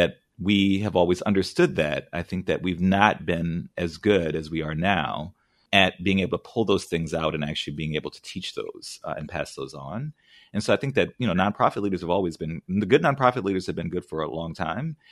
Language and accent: English; New Orleans, Louisiana, United States; now in San Francisco, United States; I grew up in New Orleans